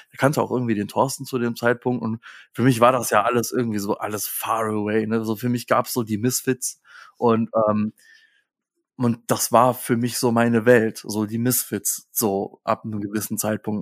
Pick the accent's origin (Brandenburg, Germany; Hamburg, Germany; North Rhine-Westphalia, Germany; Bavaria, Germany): North Rhine-Westphalia, Germany; Hilden; moved away; also born or lived in Hesse; ich komme aus Hilden.